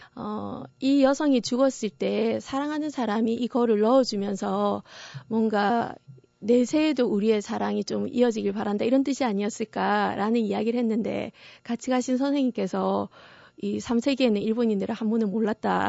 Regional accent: South Korea; 제가 한국인인 것은 또 부정을 할 수 없는 것 같아요.

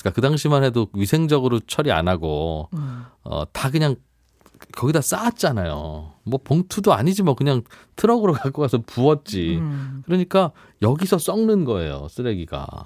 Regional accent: Seoul, South Korea; 저 송파구 풍납동에 어린 아. 시절 거기 있었는데

